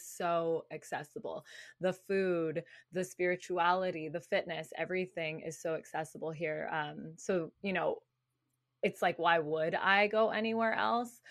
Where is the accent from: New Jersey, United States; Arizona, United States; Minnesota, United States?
Arizona, United States; Tucson; moved away as an adult; also born or lived in Phoenix, Arizona; now in California, United States; I grew up in Tucson, Arizona